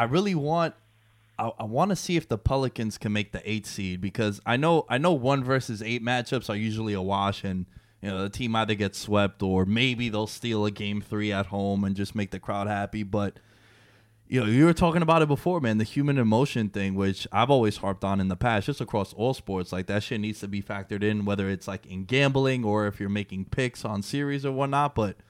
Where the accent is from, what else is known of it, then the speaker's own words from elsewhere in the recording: New Jersey, United States; Like, I grew up with them in Jersey.